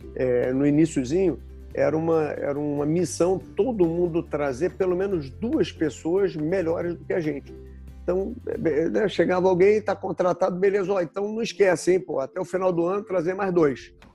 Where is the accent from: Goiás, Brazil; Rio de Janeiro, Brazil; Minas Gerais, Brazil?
Rio de Janeiro, Brazil; eu sou carioca, né, morei grande parte da minha vida no, no Rio